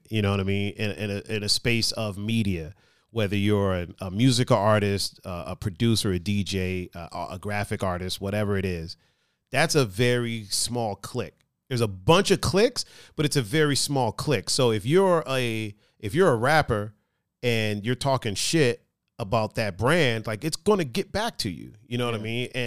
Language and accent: English; Cleveland, Ohio, United States; if somebody's talking trash about I'm from Cleveland, right?